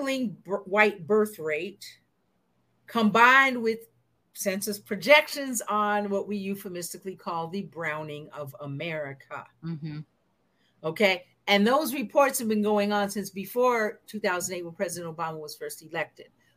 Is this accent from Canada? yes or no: no; the Northwest, Pacific Northwest, United States; I'm from the Northwest